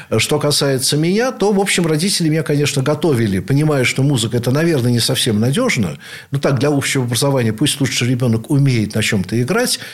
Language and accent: Russian; Saint Petersburg, Russia; Я родился в Ленинграде, являюсь потомственным ленинградцем, теперь уже санкт-петербуржцем, наверное, в седьмом поколении